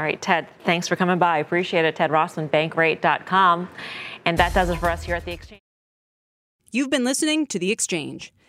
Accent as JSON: {"language": "English", "town": "New York City", "region": "New York", "country": "United States", "said": "As a New Yorker"}